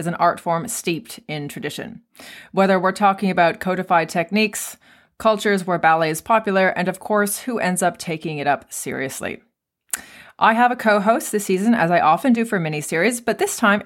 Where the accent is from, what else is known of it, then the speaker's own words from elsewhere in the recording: Canada; in Canada where I'm from.